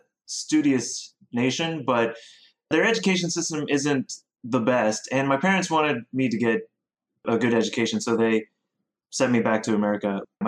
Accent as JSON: {"language": "English", "country": "South Korea", "tie": "born or raised there", "also_born_or_lived": "Ohio / Oregon", "lives_now": "United States", "said": "I'm from all over the place. I grew up in Korea. I went to school in Rhode Island. I worked in Boston. I grew up in Oregon as well."}